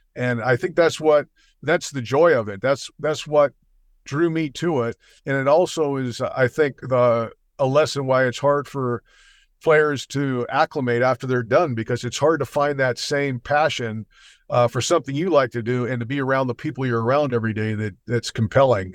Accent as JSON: {"language": "English", "region": "New York", "country": "United States", "tie": "born or raised there", "said": "I was born in New York"}